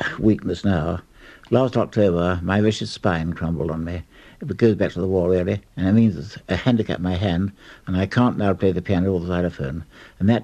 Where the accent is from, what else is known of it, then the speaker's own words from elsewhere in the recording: Sussex, South East England, United Kingdom; also born or lived in Middlesex / Armagh; I'm not actually Sussex born. I was born in Middlesex, but apart from the first 6 months of my life and the war and Armagh, I've always lived in Sussex